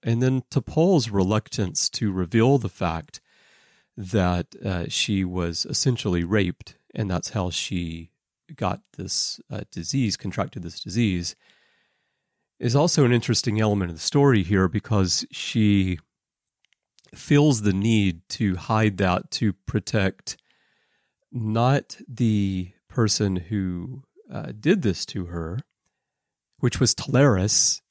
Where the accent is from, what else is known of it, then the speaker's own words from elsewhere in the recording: Alabama, United States; moved away as an adult; also born or lived in Russia; now in Japan; I grew up in Alabama